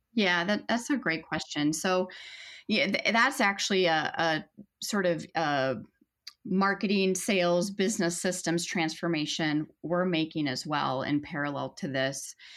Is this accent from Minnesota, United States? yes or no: yes; Minnesota, United States; a Minnesotan